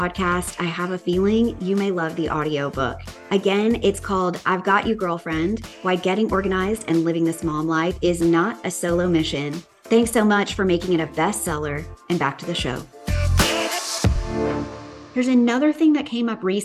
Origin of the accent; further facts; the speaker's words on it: the South, United States; accent: Southern; my good old Southern accent